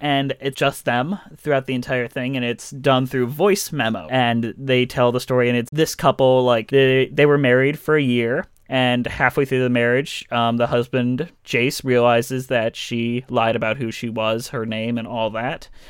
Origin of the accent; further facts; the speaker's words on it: Detroit, Michigan, United States; I am from Detroit